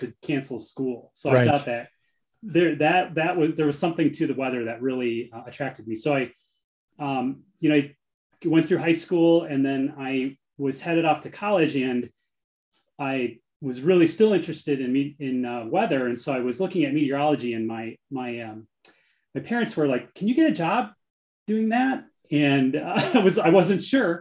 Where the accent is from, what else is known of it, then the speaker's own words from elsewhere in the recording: Michigan, United States; now in Tucson, United States; I am from Michigan originally. So I grew up in the Midwest